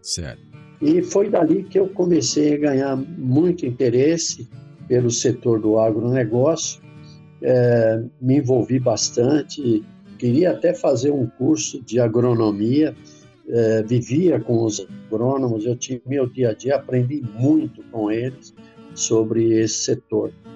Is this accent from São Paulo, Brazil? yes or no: yes; São Caetano do Sul, São Paulo, Brazil; Meu avô, um, um tio e um primo trabalhavam é, num cinema em São Caetano do Sul, aqui na região do ABC, onde eu nasci